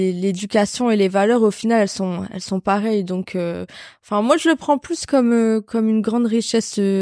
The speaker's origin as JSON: {"language": "French", "country": "France", "tie": "born or raised there", "said": "je suis née en France, ma mère est portugaise, à 100%. Mon père est marocain"}